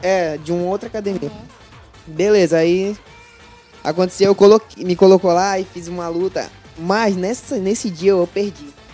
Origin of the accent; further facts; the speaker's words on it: Pará, Brazil; moved away as an adult; also born or lived in Juruti; now in Manaus, Brazil; eu sou de Pará